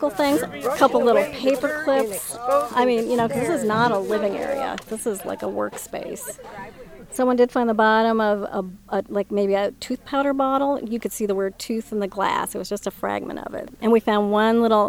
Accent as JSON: {"language": "English", "region": "Minnesota", "country": "United States", "said": "I'm from Minnesota"}